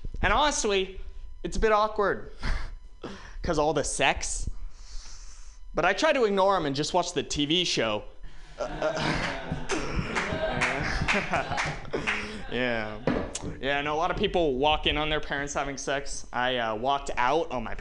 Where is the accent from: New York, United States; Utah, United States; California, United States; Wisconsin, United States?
California, United States; Walnut Creek; I'm from Walnut Creek